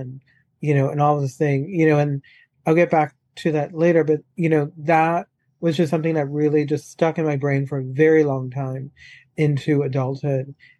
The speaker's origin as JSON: {"language": "English", "town": "New Orleans", "region": "Louisiana", "country": "United States", "tie": "born or raised there", "also_born_or_lived": "Chicago / Palm Beach Gardens, Florida", "moved": "yes", "said": "I am originally from New Orleans, born and raised, and I grew up in a very alcoholic environment from the get-go"}